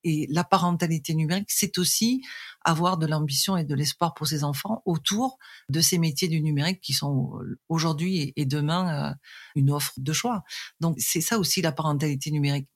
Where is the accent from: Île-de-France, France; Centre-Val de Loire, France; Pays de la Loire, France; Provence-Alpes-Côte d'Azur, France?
Provence-Alpes-Côte d'Azur, France; Arles; je suis née en Provence, précisément à Arles